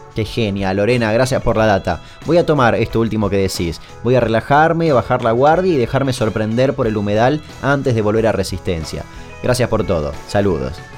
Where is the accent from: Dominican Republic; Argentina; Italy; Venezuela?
Argentina; Chaco; yo soy un chaqueño que no toma mate